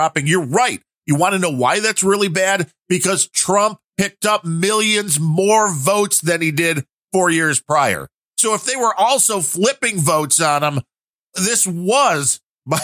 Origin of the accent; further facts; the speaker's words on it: Chicago, Illinois, United States; I'm from Chicago